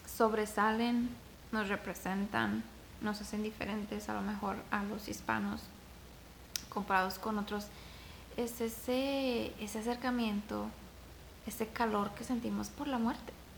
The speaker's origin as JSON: {"language": "Spanish", "region": "Zacatecas", "country": "Mexico", "said": "Zacatecas, de donde yo soy"}